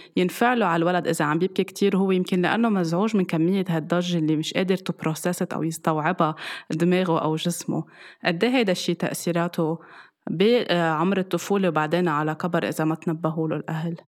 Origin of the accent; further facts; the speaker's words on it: Lebanon; ومن زمان كان عندنا بلبنان المنبه